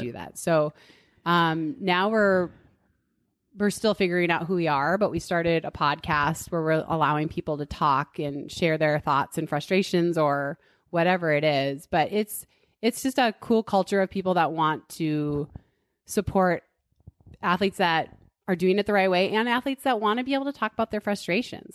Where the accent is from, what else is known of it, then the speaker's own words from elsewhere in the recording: Duluth, Minnesota, United States; moved away as an adult; now in Boulder, United States; I grew up in Duluth, Minnesota, and ate spam and goulash and stuff